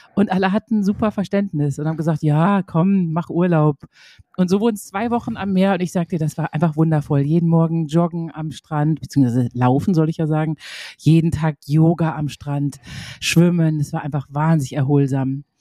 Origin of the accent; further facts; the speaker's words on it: Münster, North Rhine-Westphalia, Germany; meiner Geburtsstadt Münster